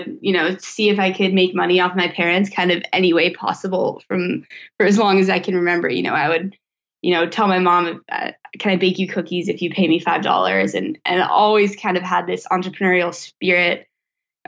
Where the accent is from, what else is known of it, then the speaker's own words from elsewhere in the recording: Vermont, United States; I was born and raised in Vermont